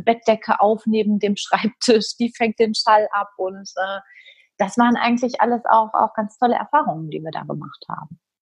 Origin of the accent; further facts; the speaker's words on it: Germany; hier bei uns in Deutschland